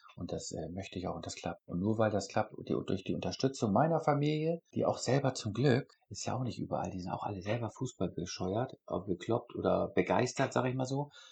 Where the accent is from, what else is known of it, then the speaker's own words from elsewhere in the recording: Northern Germany, Germany; weil ich aus der norddeutschen Region bin. Ich komme nicht aus Bayern oder sonst wo